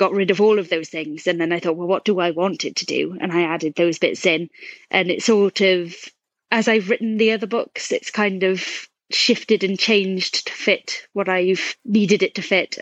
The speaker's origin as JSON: {"language": "English", "country": "United Kingdom", "tie": "born or raised there", "accent": "British", "said": "I'm a British-born writer, as you can probably tell from the accent"}